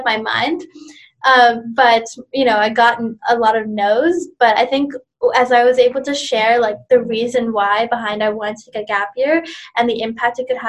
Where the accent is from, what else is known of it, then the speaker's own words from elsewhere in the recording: Canada; also born or lived in India; I was born in India. I was an immigrant when I came to Canada when I was 7 years old with my family